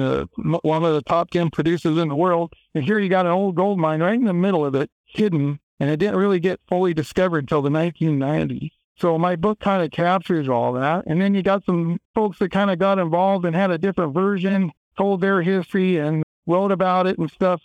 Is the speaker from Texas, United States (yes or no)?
no; Kellogg, Idaho, United States; I grew up in Kellogg, Idaho, where the mine's located